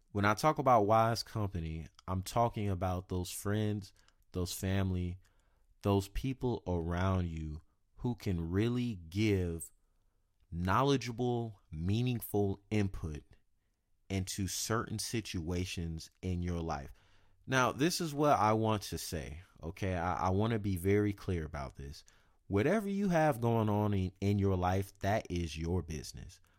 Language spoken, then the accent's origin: English; South Carolina, United States; moved away as an adult; now in Sacramento, United States; I'm from the South, And I'm from South Carolina.